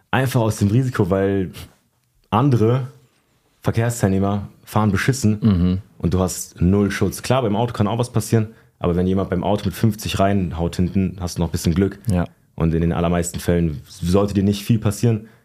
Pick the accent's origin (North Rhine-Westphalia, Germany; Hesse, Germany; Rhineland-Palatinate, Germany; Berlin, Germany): Hesse, Germany; Schlüchtern; Es nennt sich Schlüchtern. Es ist zwischen, zwischen Fulda und Frankfurt.